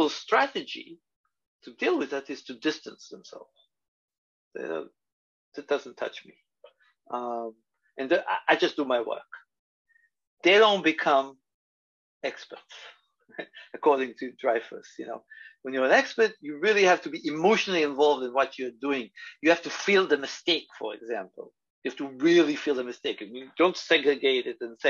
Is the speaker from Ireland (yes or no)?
no; Israel; moved away as an adult; also born or lived in Tel Aviv / Los Angeles; now in New York, United States; my experiences growing up in Israel